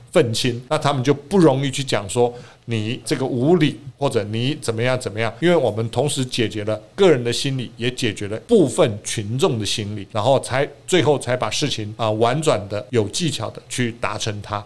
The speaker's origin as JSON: {"language": "Chinese", "country": "Taiwan", "said": "我们台湾人"}